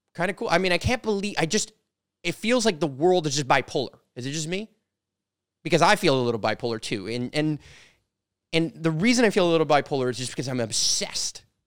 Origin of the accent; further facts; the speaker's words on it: Canada; I'm a Canadian. I'm from Canada